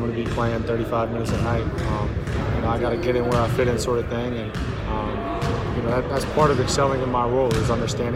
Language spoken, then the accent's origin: English; New Hampshire, United States; also born or lived in Maine; I was born in Maine. I'm really from New Hampshire.